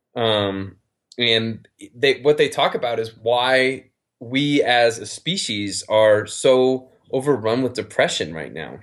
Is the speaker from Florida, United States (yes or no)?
no; Reno, Nevada, United States; also born or lived in Las Vegas; I'm from Reno, I live in Reno